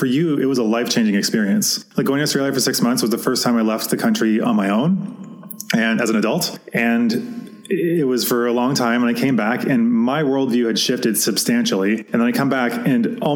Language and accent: English; Canada; a Canadian in my own country